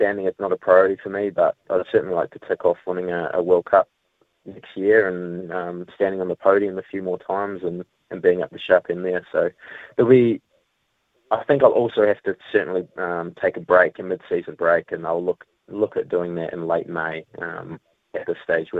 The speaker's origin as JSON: {"language": "English", "country": "New Zealand", "said": "I had that spot as a Kiwi rider"}